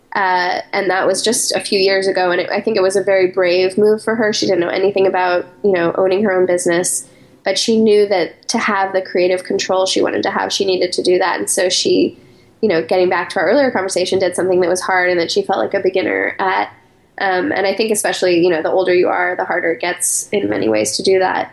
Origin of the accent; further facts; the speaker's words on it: Colorado Springs, Colorado, United States; moved away as an adult; also born or lived in New York City; I grew up in Colorado Springs, Colorado